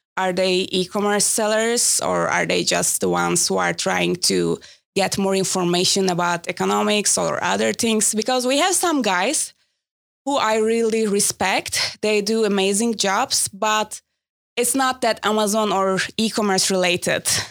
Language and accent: English; Istanbul, Turkey; I'm from Istanbul